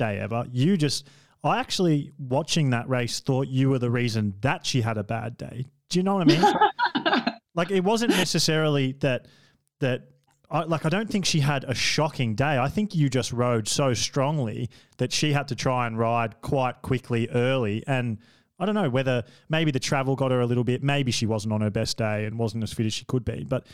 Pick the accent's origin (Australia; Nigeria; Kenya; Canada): Australia; being an Australian